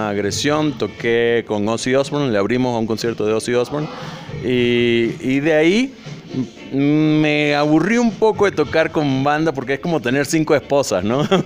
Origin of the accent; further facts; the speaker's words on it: Venezuela; Me gusta meterle mucho el afrolatino, el, el, caribeño, porque soy venezolano, entonces tengo mucho tambor de la costa